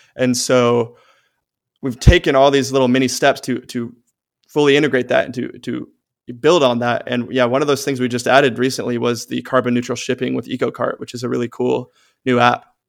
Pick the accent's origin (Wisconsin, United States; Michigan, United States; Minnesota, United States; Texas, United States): Texas, United States; Austin; my hometown of Austin